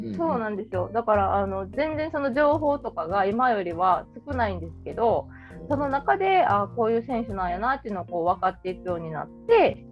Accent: Kansai, Japan

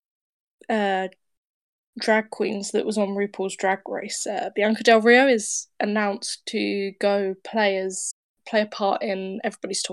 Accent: United Kingdom; accent: well-spoken British; I'm quite typical, well-spoken British

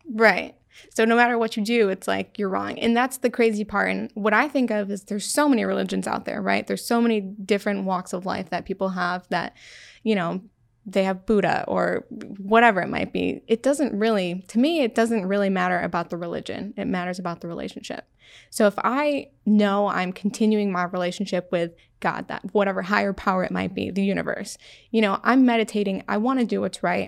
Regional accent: Syracuse, New York, United States; I am from Syracuse, New York, born and raised.

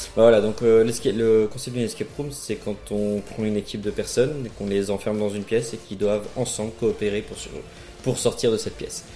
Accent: France; moved away as an adult; now in Charleroi, Belgium; je viens de France

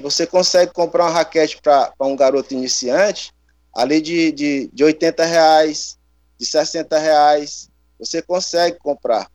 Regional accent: Teresina, Piauí, Brazil; eu cresci aqui no Disseu, né? É, fiz parte de projeto social e a gente sabe que os bairros, a periferia de Teresina

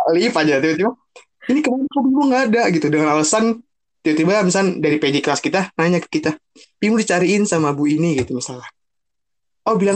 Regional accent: Jakarta, Indonesia; karena gue notabene gue orang Jakarta dan kita kampus di Bogor

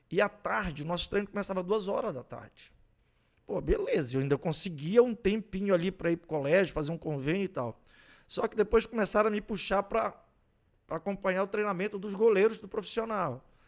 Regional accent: Santarém, Pará, Brazil; also born or lived in Goiás; now in Ananindeua, Brazil; eu sou goiano de nascimento. Caramba. Eu venho pro Pará com 10 anos de idade. Moleque. Moleque, vou morar em Santarém do Pará.

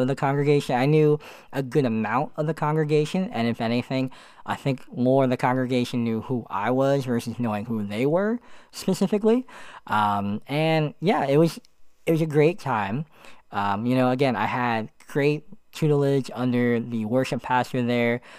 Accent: Allentown, Pennsylvania, United States; moved away as an adult; also born or lived in Florida; My hometown is Allentown, Pennsylvania

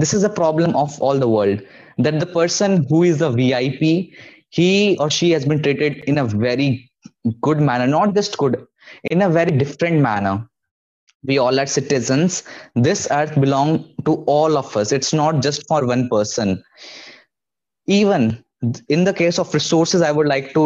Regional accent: India; I'm from India and we have the NCERT book

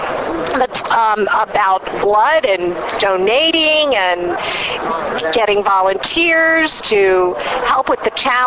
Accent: New York area, United States; I'm from the New York area

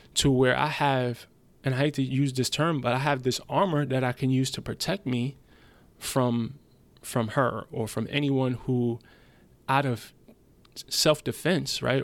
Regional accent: United States; English is a second language; also born or lived in Germany; I moved back to America with my mom when I was seven.

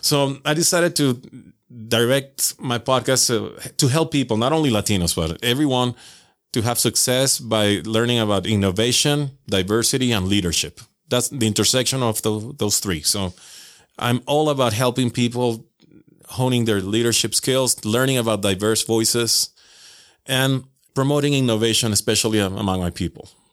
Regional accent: Venezuela; moved away as an adult; now in Utah, United States; I'm originally from Venezuela

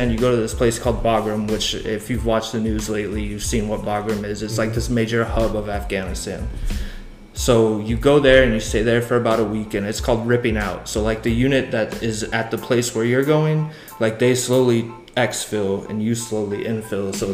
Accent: Southern California, United States; I grew up in Southern California

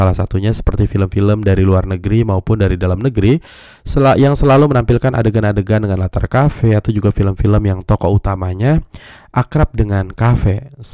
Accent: West Java, Indonesia; emang orang Sunda gue tapi banyak yang nggak percaya kalau gue orang Sunda gue disangka orang Sumatera disangka orang Medan gitu ya karena ngomong gue selalu menyesuaikan

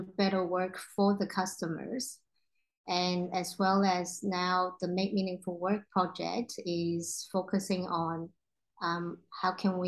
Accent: Hong Kong; also born or lived in Australia; I'm ethnic Chinese, growing up in Hong Kong.

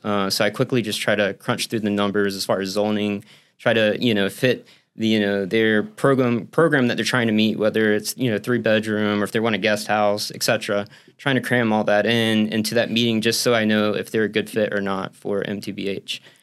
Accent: Central Florida, United States; now in St. Petersburg, United States; I'm from Central Florida.

